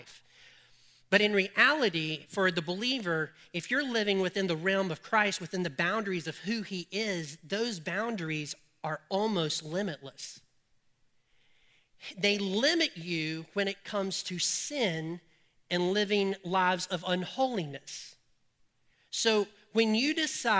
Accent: Colfax, United States; I'm from Colfax, and this is how we talk

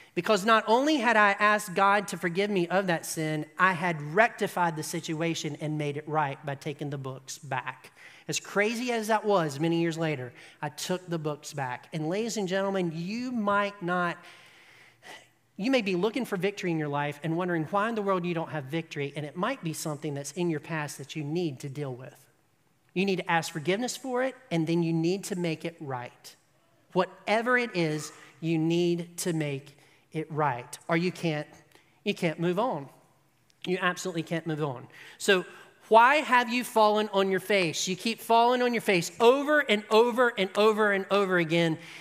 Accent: United States; we are American

